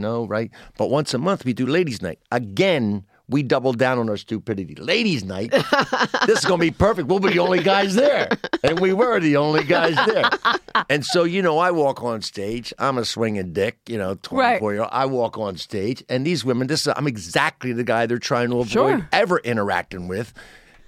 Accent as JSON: {"language": "English", "town": "Pennsville", "region": "New Jersey", "country": "United States", "said": "Pennsville, New Jersey, a small town in South Jersey"}